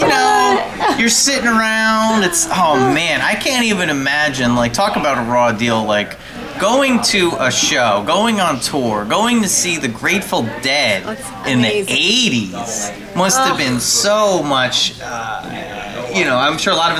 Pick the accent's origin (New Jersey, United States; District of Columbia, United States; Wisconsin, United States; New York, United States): New Jersey, United States; Highlands; I'm from Highland